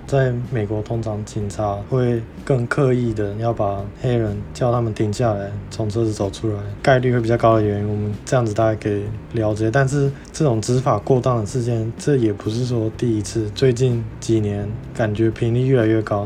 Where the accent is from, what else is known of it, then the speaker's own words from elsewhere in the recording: Miaoli County, Taiwan; 小时候我在苗栗长大的时候，在苗栗几乎没有别的外国人，我就也跟大家一样，都讲中文